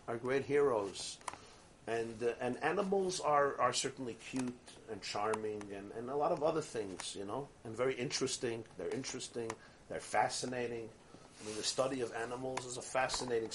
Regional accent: New York City, New York, United States; I grew up in Brooklyn.

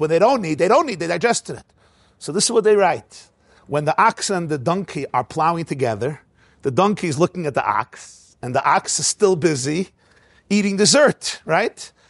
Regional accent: United States; I'm an American boy

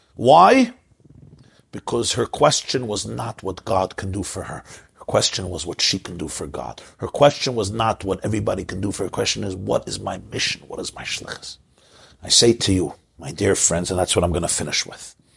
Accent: New York City, New York, United States; I grew up in Crown Heights.

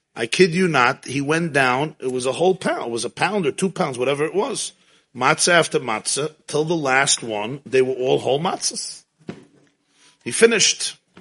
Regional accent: New York City, New York, United States; I grew up in Crown Heights

